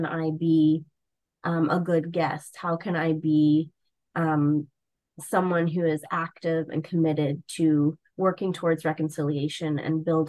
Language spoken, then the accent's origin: English; Newfoundland and Labrador, Canada; moved away as an adult; now in Manitoba, Canada; I grew up on the East Coast in Newfoundland.